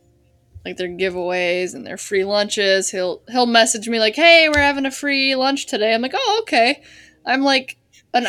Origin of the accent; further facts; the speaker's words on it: Wisconsin, United States; moved away; I grew up in Wisconsin, basically like on the western border, the first city you hit when you cross the border into Wisconsin